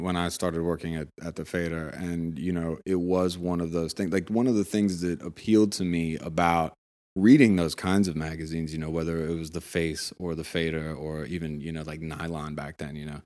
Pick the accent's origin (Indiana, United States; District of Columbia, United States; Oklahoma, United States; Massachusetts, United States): District of Columbia, United States; Washington; born or raised there; moved away as an adult; also born or lived in Brooklyn, New York / New York City; now in Los Angeles, United States